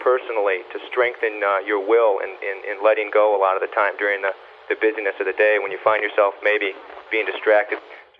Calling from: Detroit, Michigan, United States; I'm calling from Detroit, Michigan, a 27-year-old medical student.

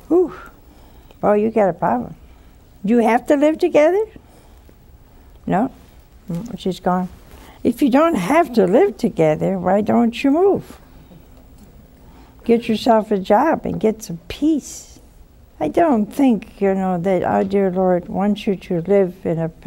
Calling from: Cranston, Rhode Island, United States; I'm from Cranston, Rhode Island.

